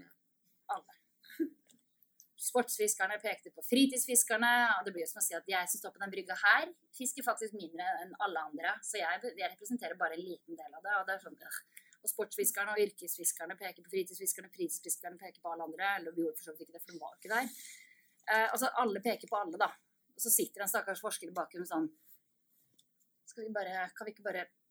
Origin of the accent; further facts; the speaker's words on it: Østfold, Norway; moved away as an adult; also born or lived in Sarpsborg; now in Bergen, Norway; jeg er fra Østfold